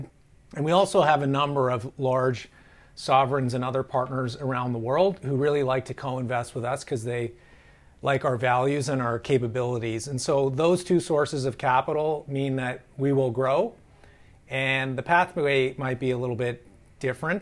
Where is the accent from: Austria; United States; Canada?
Canada; being Canadian